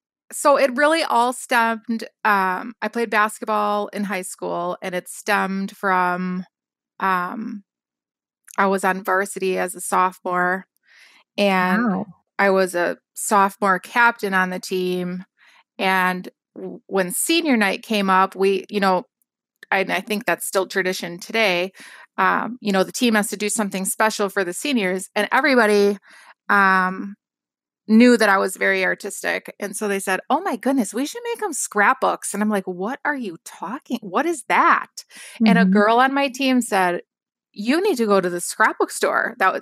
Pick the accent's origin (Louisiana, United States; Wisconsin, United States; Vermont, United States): Wisconsin, United States; Yes. Yes.